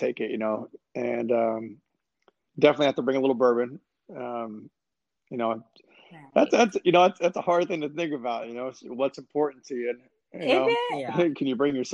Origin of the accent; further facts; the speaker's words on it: San Antonio, Texas, United States; moved away; also born or lived in Atlanta, Georgia / Louisiana; I grew up in San Antonio too, which is a cool city